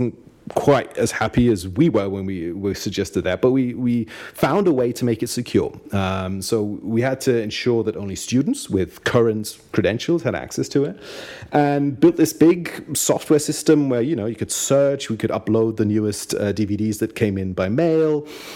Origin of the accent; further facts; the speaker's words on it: Austria; also born or lived in Munich, Germany; I'm half British and half German, actually, not Austrian. But I grew up in Austria